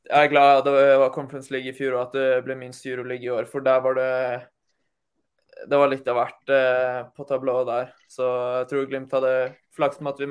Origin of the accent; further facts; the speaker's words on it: Møre og Romsdal, Norway; Jeg, er som sunnmøring